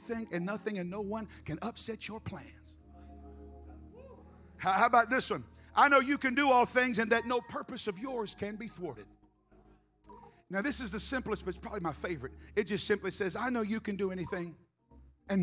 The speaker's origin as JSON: {"language": "English", "town": "Memphis", "region": "Tennessee", "country": "United States", "tie": "born or raised there", "moved": "yes", "said": "I was raised in Memphis."}